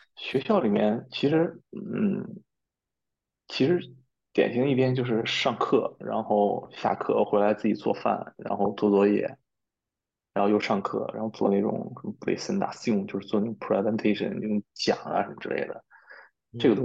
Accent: China; also born or lived in Spain; 我们中国人是一块儿

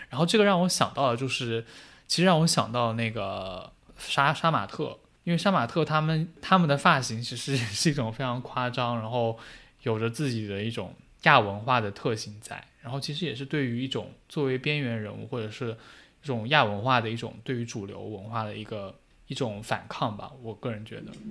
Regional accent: China

